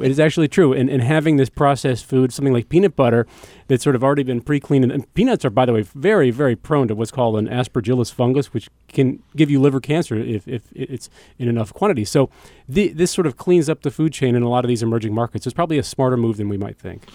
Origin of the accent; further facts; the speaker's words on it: United States; I'm an American